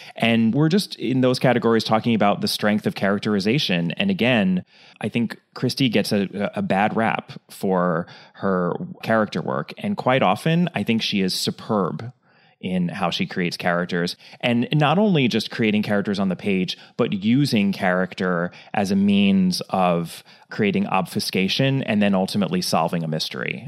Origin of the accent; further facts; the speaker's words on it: United States; as an American